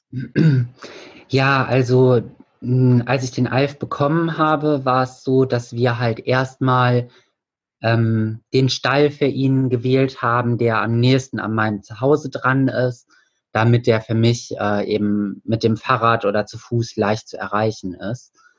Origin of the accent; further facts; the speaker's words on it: Hilden, North Rhine-Westphalia, Germany; bei uns in Hilden